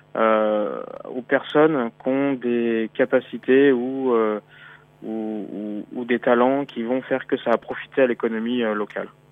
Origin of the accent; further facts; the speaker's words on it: Brittany, France; also born or lived in Beijing / Paris; now in Shanghai, China; Je suis breton à la base